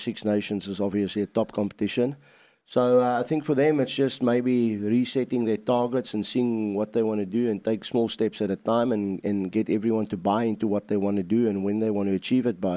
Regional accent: South Africa; as a South African boy

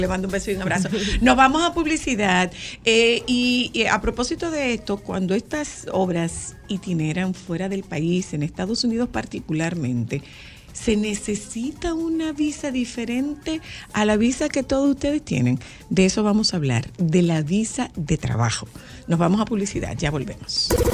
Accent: Dominican Republic; trabajo con un grupo de comunicaciones en mi país

